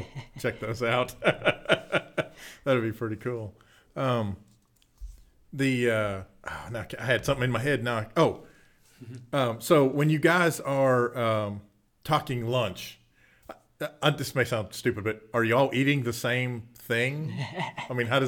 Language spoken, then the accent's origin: English; Pittsburgh, Pennsylvania, United States; moved away; I'm originally from Pittsburgh